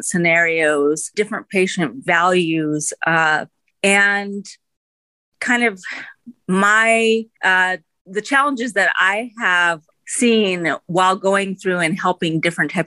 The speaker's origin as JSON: {"language": "English", "country": "United States", "tie": "born or raised there", "said": "I was born in the United States, so I'm first generation Indian American"}